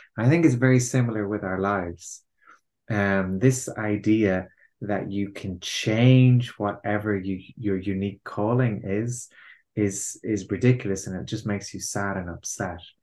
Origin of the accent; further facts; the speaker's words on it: Ireland; I'm Irish. I have been, you know, raised with the kind of Irish cultural conditioning